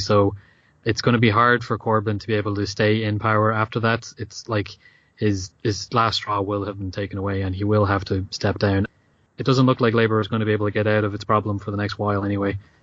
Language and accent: English; Ireland; as an Irish person